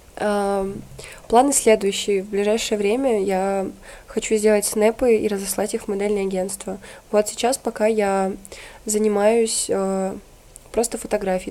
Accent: Usinsk, Komi Republic, Russia; moved away; Город Усинск, республика Коми.

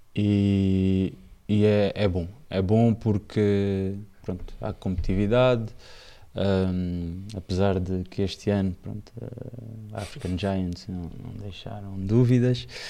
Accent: Angola; moved away as an adult; eu volto já como sénior para Angola

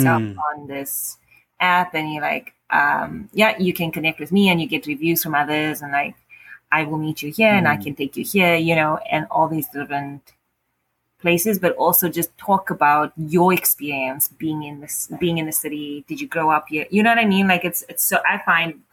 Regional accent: South Africa; also born or lived in Cape Town; now in Ottawa, Canada; my experience in Cape Town or growing up in South Africa

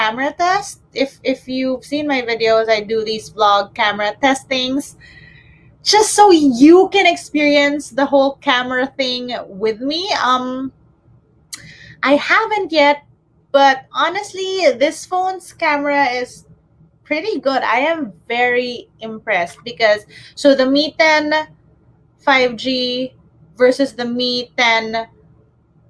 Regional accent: Manila, Metro Manila, Philippines; I am from Manila. I'm based in Manila.

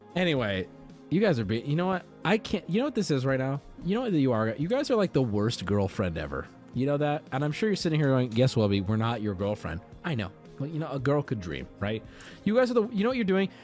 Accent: San Diego, California, United States; growing up in San Diego, going to high school in San Diego

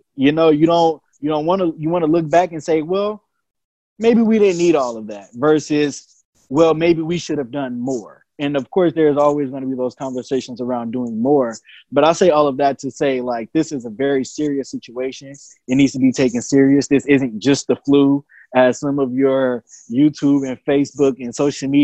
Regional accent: Richmond, California, United States; also born or lived in San Pablo, California; I grew up in the Iron Triangle in Richmond, California

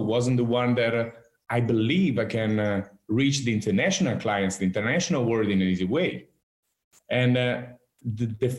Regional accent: Marche, Italy; also born or lived in New York; back to the Marques region where I'm from

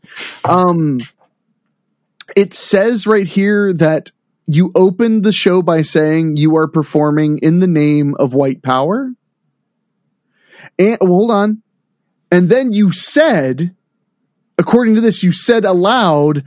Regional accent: Midwest, United States; I'm from the Midwest

